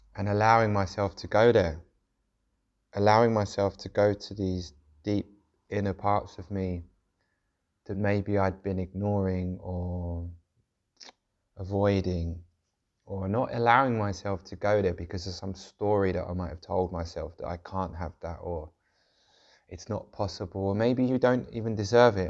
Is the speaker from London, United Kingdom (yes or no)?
yes; London, United Kingdom; where I grew up in South London, which was, uh, quite a rough area